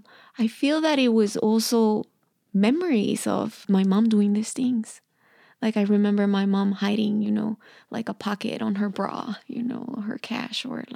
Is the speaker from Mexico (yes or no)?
yes; Mexico; And I was like, I'm from Mexico.